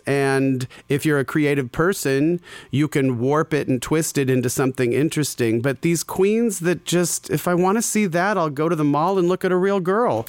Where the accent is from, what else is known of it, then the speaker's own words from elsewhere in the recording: Scottsdale, Arizona, United States; I grew up in Scottsdale, Arizona